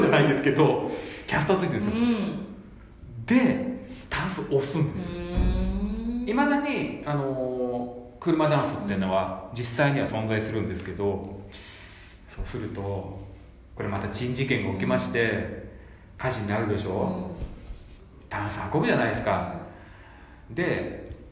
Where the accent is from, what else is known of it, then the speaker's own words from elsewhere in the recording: Yokohama, Kanagawa, Japan; 僕横浜なんですけど